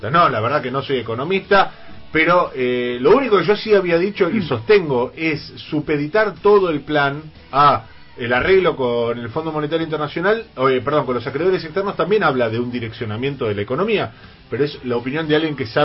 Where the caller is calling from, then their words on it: San Martín, Buenos Aires Province, Argentina; Hola, buen día … de San Martín.